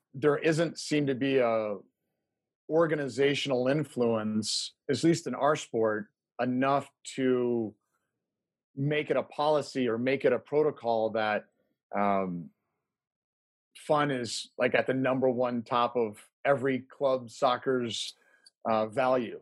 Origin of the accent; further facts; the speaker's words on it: Midwest, United States; moved away as an adult; also born or lived in Detroit, Michigan / St. Louis, Missouri; now in Colorado, United States; I grew up in the Midwest and, in Detroit and St. Louis, but found Colorado home in 94.